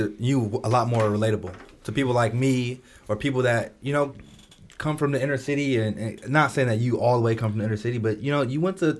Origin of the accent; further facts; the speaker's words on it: Oakland, California, United States; I'm from Oakland. I get up on Bayfair every day. I live right around the corner from Bayfair right now. Mm-hmm. That's where I live.